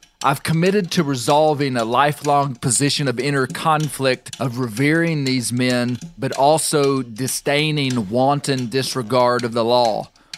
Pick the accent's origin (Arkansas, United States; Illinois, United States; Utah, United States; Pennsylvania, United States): Arkansas, United States; Mena; You see, I grew up in Mena, Arkansas, in the western Ouachitas.